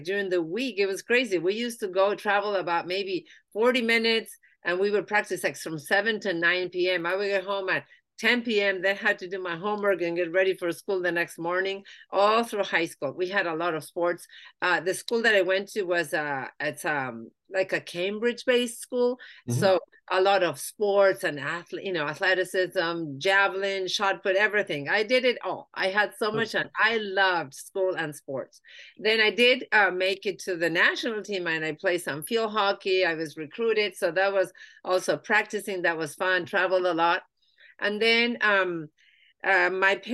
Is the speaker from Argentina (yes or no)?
yes; Buenos Aires, Argentina; moved away as an adult; now in United States; I am originally from Argentina. I was born and raised in Buenos Aires.